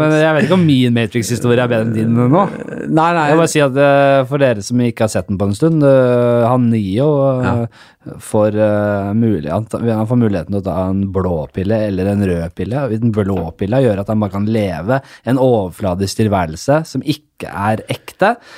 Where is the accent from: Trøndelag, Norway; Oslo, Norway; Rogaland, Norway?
Oslo, Norway; Vi kommer fra Nordstrand, begge